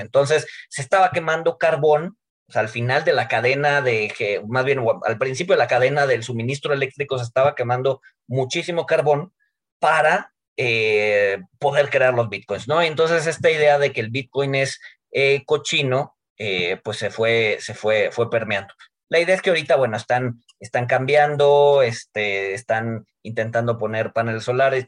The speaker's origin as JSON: {"language": "Spanish", "country": "Mexico"}